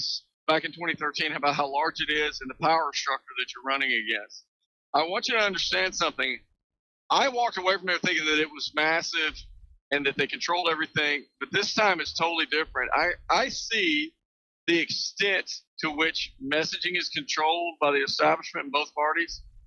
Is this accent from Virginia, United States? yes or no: no; Texas, United States; I'm a Texan.